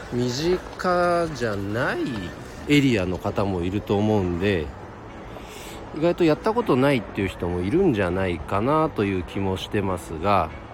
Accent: Nagano, Japan; 地元長野にはですねあの長野オリンピックであのスピードスケートの競技で使われた M ウェーブっていう施設がある

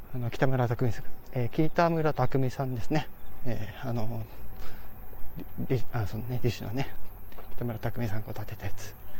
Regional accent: Hokkaido, Japan; 私、あの、地元が北海道ですから

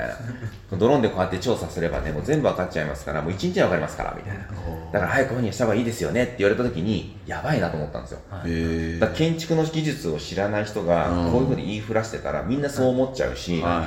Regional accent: Nagoya, Aichi, Japan; moved away as an adult; now in Fuchu, Japan; もともと名古屋出身なんですが

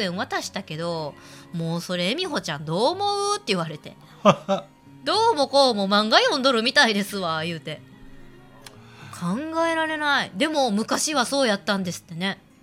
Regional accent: Himeji, Hyogo, Japan; 兵庫県姫路市某海沿いにある秋祭りが盛んなところで生まれ育ったんですが

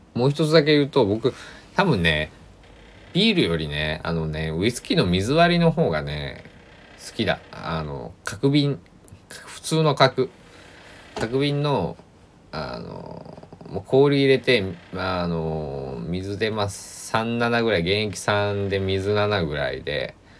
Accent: Kochi, Japan; also born or lived in Kagawa / Osaka / Tokyo; 僕の地元、高知県佐木市

